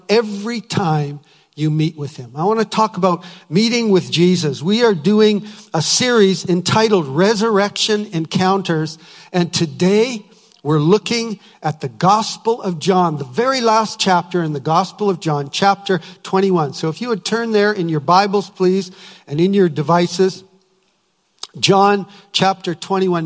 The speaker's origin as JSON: {"language": "English", "town": "Winnipeg", "region": "Manitoba", "country": "Canada", "said": "I was from Winnipeg"}